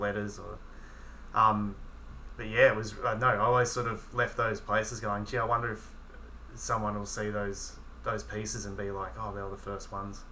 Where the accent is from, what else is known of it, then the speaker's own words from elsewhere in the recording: Melbourne, Victoria, Australia; as a writer growing up in Melbourne